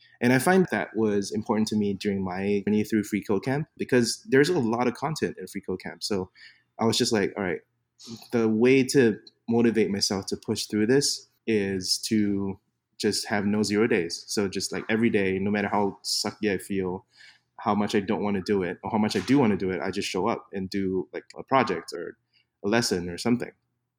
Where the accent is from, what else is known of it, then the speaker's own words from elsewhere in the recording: Singapore; first language English; So I'm being from Singapore, speak English as a first language. I always like to make fun of Americans who find out that I'm from Singapore and then they say, but your English is so good.